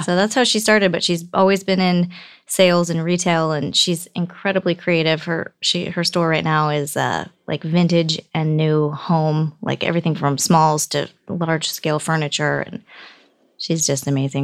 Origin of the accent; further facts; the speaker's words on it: Bay Area, Northern California, United States; also born or lived in Michigan / Alaska; We ended up in Northern California, the Bay Area